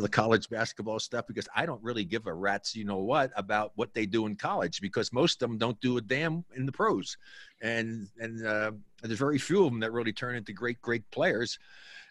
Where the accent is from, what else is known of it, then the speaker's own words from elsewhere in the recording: New Jersey, United States; I was born and raised in New Jersey